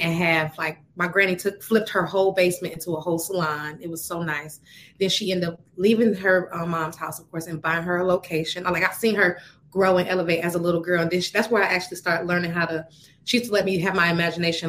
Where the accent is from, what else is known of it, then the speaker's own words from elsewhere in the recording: Atlanta, Georgia, United States; also born or lived in Joliet, Illinois; I'm from Joliet, Illinois, shout out, mm-hmm. um, I was raised in Atlanta